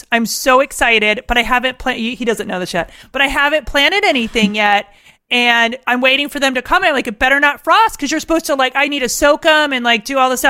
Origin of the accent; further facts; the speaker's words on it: Upstate New York, United States; I grew up upstate.